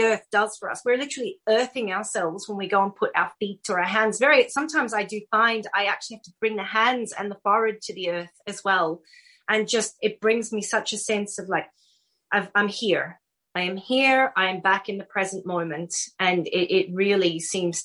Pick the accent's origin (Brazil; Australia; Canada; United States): Australia; Brisbane, Queensland; moved away; So I was born and reared in Australia. I grew up in Brisbane in the subtropics.